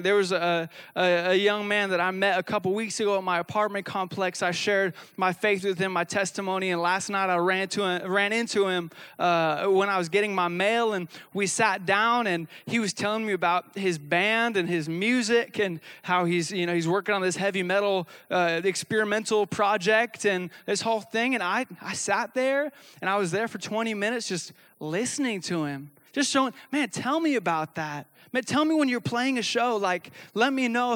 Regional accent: the Northwest, Pacific Northwest, United States; I come from the Northwest where we actually, like, eat legalistic people for dinner.

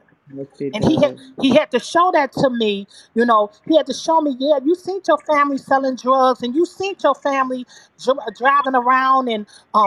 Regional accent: Michigan, United States; also born or lived in Chicago; now in Illinois, United States; I grew up in Michigan where my family were drug dealers

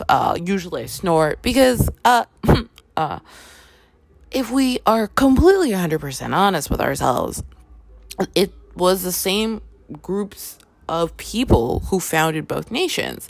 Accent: Toronto, Ontario, Canada; I grew up in Canada. I grew up in Toronto

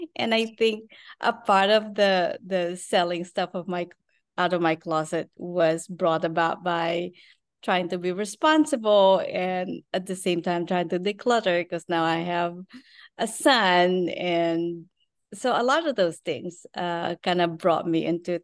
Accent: Philippines; moved away as an adult; now in Texas, United States; I was born and raised in the Philippines. We live in Texas now.

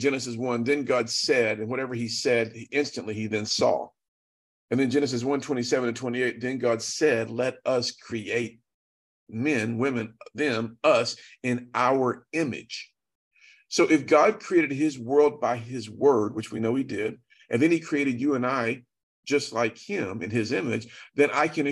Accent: Chattanooga, Tennessee, United States; I'm from Chattanooga

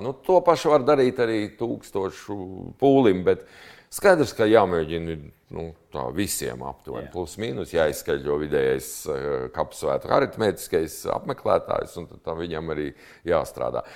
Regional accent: Latvia; mēs no Latvijas

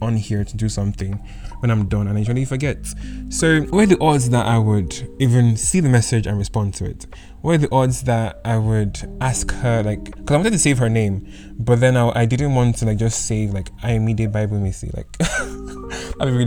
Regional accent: United Kingdom; accent: predominantly British; My accent is kind of predominantly British

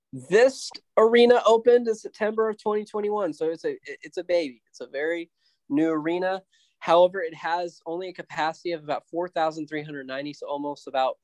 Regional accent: Winnipeg, Manitoba, Canada; You know, I'm from Winnipeg, you idiot.

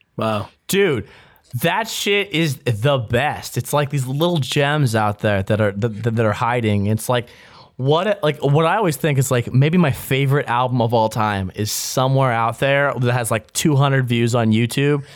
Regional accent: United States; I'm an American

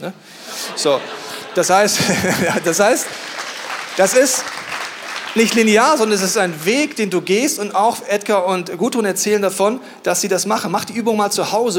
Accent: Bavaria, Germany; ich komme aus Bayern

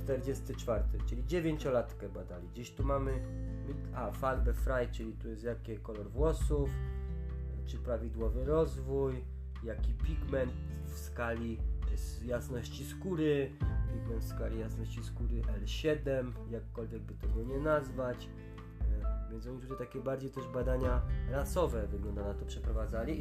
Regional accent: Tatras, Lesser Poland, Poland; u nas w Tatrach

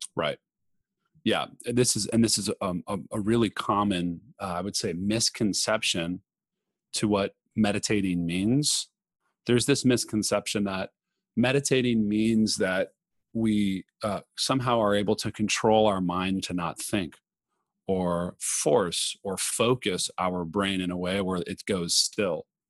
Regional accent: Los Angeles, California, United States; moved away as an adult; also born or lived in New York City; I grew up in Los Angeles

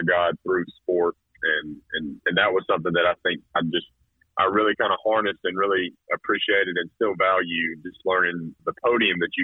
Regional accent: Carrollton, Georgia, United States; moved away as an adult; also born or lived in North Carolina / Alabama / South Carolina; born and raised in Carrollton

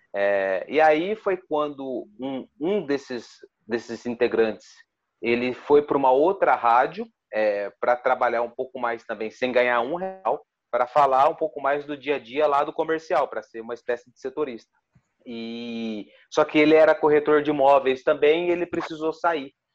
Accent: Ribeirão Preto, São Paulo, Brazil; nasci em Ribeirão, vivi a minha vida toda em Ribeirão

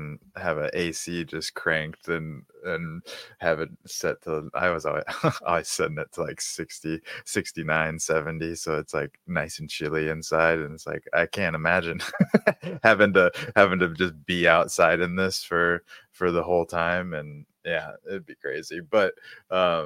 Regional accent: Minnesota, United States; moved away; in Minnesota where I grew up in the States

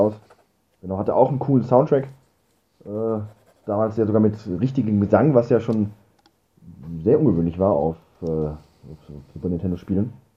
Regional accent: Germany

